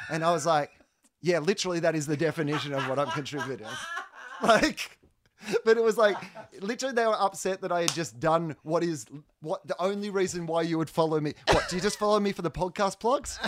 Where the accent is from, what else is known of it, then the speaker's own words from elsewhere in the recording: Australia; Australian comedians can travel quite well, because we were raised both on the British and American